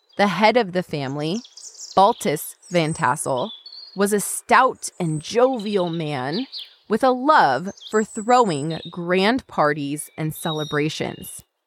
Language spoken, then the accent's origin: English; California, United States; growing up in California